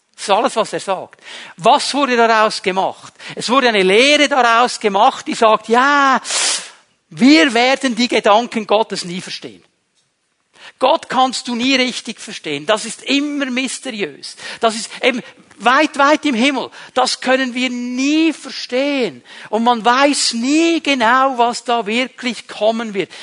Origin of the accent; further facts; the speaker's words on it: Switzerland; Wir als Schweizer